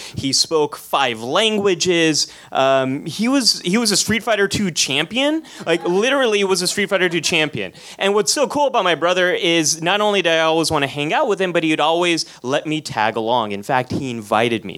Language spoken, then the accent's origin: English; San Jose, California, United States; I was born in San Jose, California, but you probably know this place as Silicon Valley. And I came of age right after the PC revolution